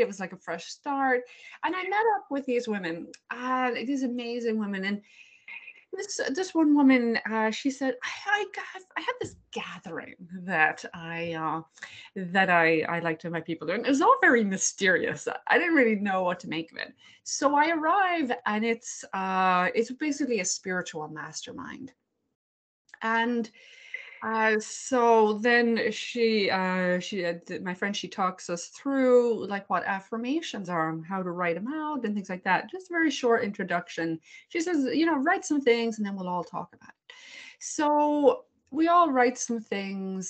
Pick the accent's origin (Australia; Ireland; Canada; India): Ireland; now in Cleveland, United States; although I live in Cleveland, Ohio, I'm from Ireland. So I grew up in that very Catholic household, very Catholic culture